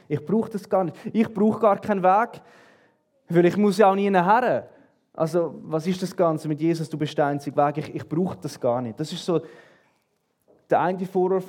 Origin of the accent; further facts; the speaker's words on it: Switzerland; bei uns in der Schweiz